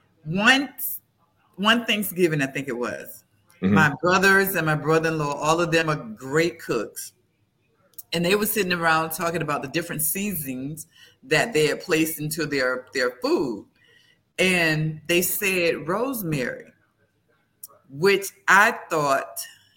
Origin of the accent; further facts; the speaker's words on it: Florida, United States; I'm from Florida? And that's all we have is mangoes